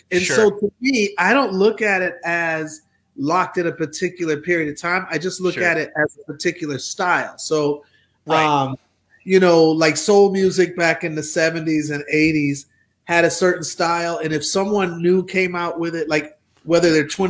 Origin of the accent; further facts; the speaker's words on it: Milwaukee, Wisconsin, United States; moved away; also born or lived in Atlanta; I'm from Milwaukee